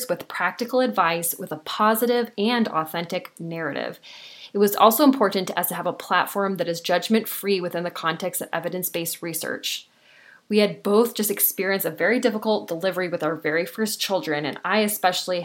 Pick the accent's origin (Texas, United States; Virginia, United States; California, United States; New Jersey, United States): California, United States; Southern; I was born and raised in Southern California, and I still live here now